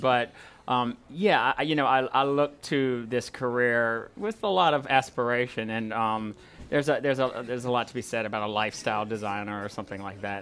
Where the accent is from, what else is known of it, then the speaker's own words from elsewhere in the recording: Walker, Louisiana, United States; now in Baton Rouge, United States; I come from Walker and we're sort of country people, so it's tough to leave family